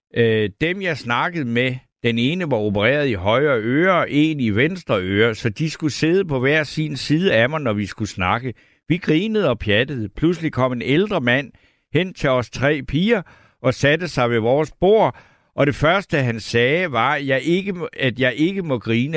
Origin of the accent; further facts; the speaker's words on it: Funen, Southern Denmark, Denmark; jeg er fra Fyn